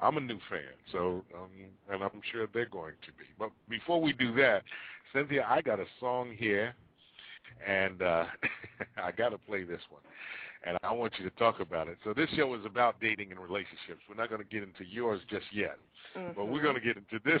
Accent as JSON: {"language": "English", "town": "Newark", "region": "New Jersey", "country": "United States", "tie": "born or raised there"}